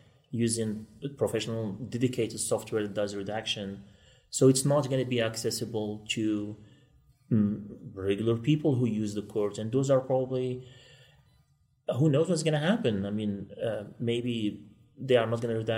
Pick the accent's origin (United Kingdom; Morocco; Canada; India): Morocco; moved away as an adult; now in Kansas City, United States; I'm originally from Morocco, and I won a lottery to come to this beautiful country